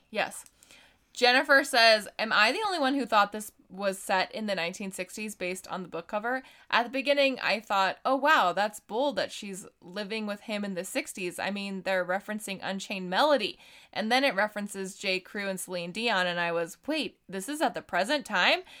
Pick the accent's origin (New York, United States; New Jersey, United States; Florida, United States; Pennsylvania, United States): Pennsylvania, United States; Uh, on a side note, I'm actually from Mr. Rogers' hometown, so I always love seeing uh, references to him.